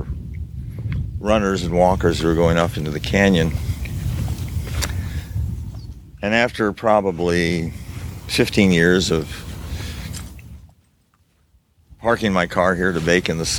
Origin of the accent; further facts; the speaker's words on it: Nevada City, California, United States; also born or lived in Auburn, California; I was born in Auburn, and I lived in Nevada City until I was 14